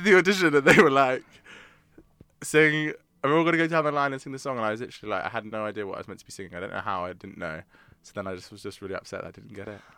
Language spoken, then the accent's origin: English; London, United Kingdom; also born or lived in Surrey; I grew up in South London, and then went to school in Surrey